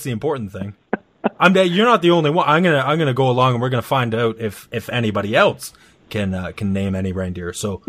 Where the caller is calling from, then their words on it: Canada; Oh, I'm in Canada as well. I'm actually over a province, though.